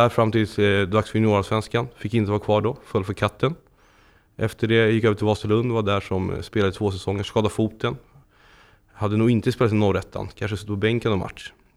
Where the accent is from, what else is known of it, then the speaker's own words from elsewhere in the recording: Stockholm, Stockholm County, Sweden; moved away as an adult; now in Landskrona, Sweden; uppvuxen i Stockholm, norra förorterna, längst ut på blåa linjen